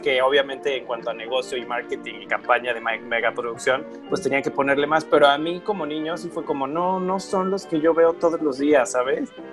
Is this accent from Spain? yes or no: no; Mexico; como en México le llamamos Aventuras en Pañales